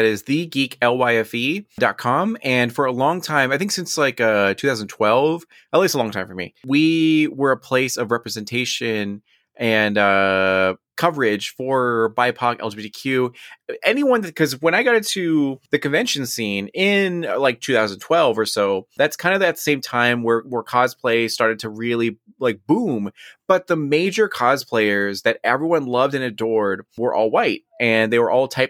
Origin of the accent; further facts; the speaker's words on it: United States; Now, on a serious note, I am Mexican American, I am Chicano, and proud of it as well.